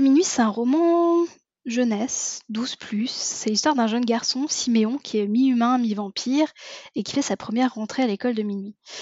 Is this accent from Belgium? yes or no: no; France; accent: Frenchie; j'ai un accent qui est terrible, mais j'ai bossé pendant dix ans dans une entreprise où on ne parlait que anglais, ce qui fait qu'au final, mon accent, j'ai réussi à en faire fi et à euh, accepter l'idée que j'étais la, la, la, euh, l'accent Frenchie